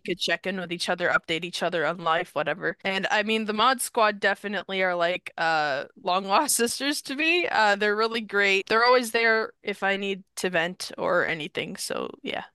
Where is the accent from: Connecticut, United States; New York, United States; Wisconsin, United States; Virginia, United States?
New York, United States; I'm from New York